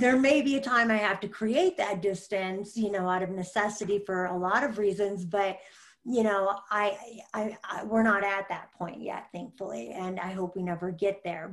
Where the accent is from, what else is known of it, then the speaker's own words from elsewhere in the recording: Michigan, United States; I grew up in Michigan